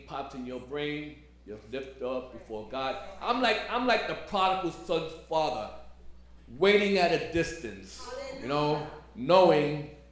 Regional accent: New York City, New York, United States; now in Staten Island, United States; I'm a Brooklyn boy. Born and raised in Brooklyn.

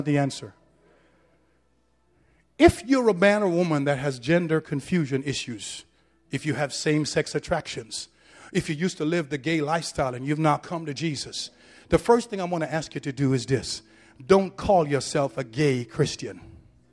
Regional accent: Jamaica; now in New York, United States; I'm a Jamaican man. My father is from Cuba

